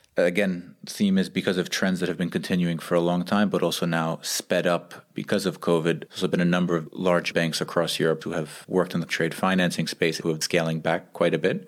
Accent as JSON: {"language": "English", "country": "United States", "moved": "yes", "lives_now": "Geneva, Switzerland", "said": "We're two American expats and development professionals living in Geneva, Switzerland"}